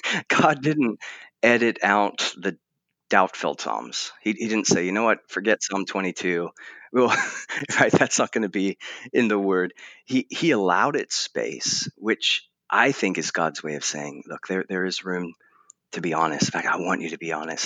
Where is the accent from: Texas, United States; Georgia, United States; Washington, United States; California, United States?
California, United States; Southern; also born or lived in England; now in Portland, United States; I was born in England, although you'd never guess it based on my accent, um, and then raised in Southern California